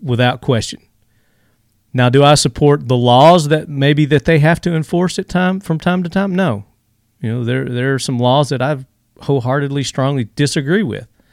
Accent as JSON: {"language": "English", "region": "Tennessee", "country": "United States", "tie": "born or raised there", "said": "this comes from my home state. I'm here in Tennessee."}